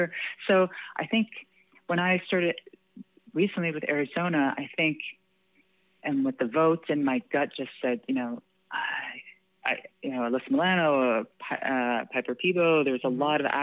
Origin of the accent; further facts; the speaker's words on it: Canada; and I think because, you know, being Canadian, right, you know, we have equal